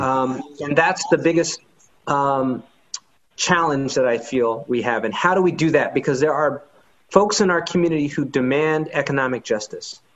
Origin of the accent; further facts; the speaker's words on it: Oakland, California, United States; also born or lived in San Francisco / San Leandro; I was born in San Francisco, but spent most of my upbringing in Oakland and um, San Leandro in the East Bay.